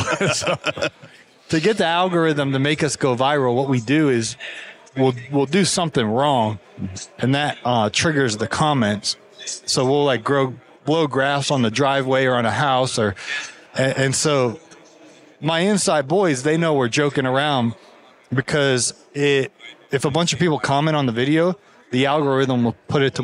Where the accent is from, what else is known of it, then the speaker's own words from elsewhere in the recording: Canton, Ohio, United States; I'm originally from Canton, Ohio.